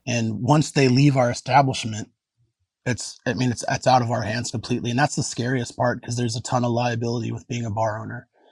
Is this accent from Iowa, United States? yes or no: no; Anchorage, Alaska, United States; born or raised there